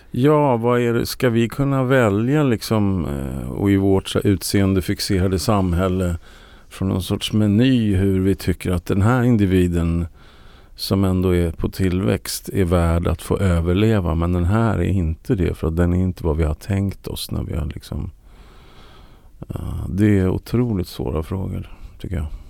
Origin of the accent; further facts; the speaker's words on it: Sweden; jag är ju svensk